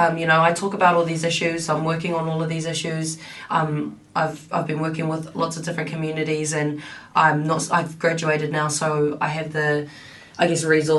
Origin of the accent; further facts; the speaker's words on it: Tokoroa, Waikato, New Zealand; also born or lived in Auckland / Paihia / Christchurch; And so I was born in Auckland. First few years spent in Paihia up north. Was brought up in Christchurch for about 8 years, and then I went through intermediate and high school in Tokoroa, which is a small town in the central North Island.